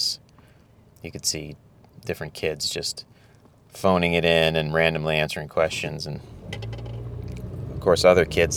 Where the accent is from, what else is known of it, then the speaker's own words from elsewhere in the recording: United States; a middle-class person like myself growing up in the United States